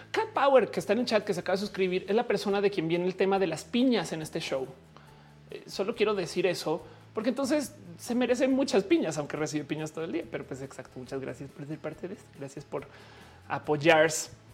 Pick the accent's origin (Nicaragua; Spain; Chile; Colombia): Colombia; now in Mexico; Yo, como colombiana